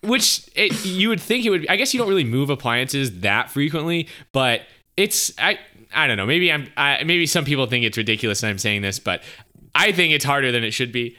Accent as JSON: {"language": "English", "town": "Easley", "region": "South Carolina", "country": "United States", "tie": "born or raised there", "also_born_or_lived": "Columbia, South Carolina", "said": "I was born and raised here. I'm from Easley, South Carolina."}